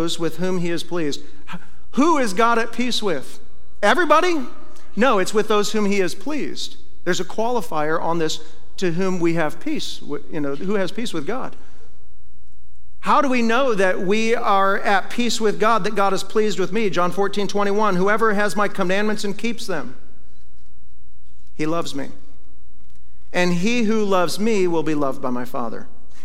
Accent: Iowa, United States; moved away; when I was a kid, I grew up in Iowa

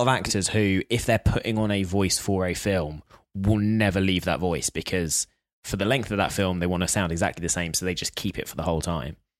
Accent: United Kingdom; I'm British

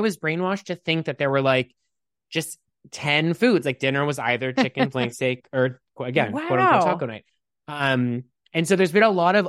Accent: Pittsburgh, Pennsylvania, United States; I grew up in Pittsburgh, Pennsylvania.

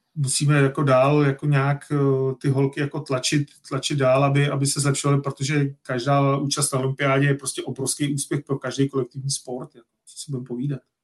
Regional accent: Czechia; fakt jsme Češi, tak fandíme tomu hokej

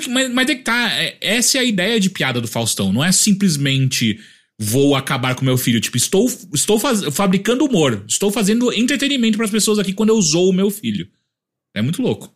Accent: Atibaia, São Paulo, Brazil; moved away; eu sou de Atibaia

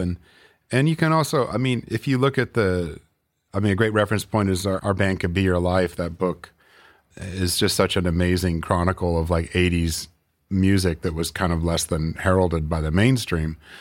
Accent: Northern California, United States; moved away as an adult; also born or lived in Oakland / Grass Valley / Nevada City / Chico; now in Portland, United States; I'm from California, actually. I, I grew up in Northern California.

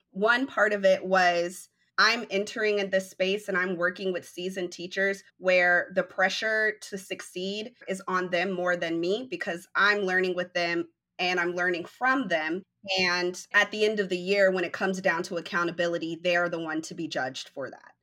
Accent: Denver, Colorado, United States; now in Dallas, United States; I am originally from Denver, Colorado, and I'm currently reside in Dallas

